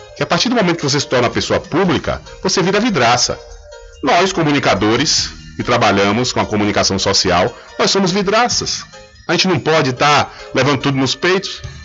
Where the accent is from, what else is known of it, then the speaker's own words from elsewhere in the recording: Feira de Santana, Bahia, Brazil; moved away; a minha terra natal, minha terra natal, Feira de Santana